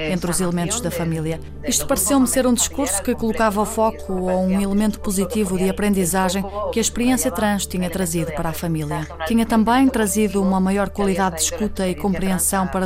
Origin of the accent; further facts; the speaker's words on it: Basque Country, Spain; aqui no País Vasco, numa aldeia muito próxima de onde nasci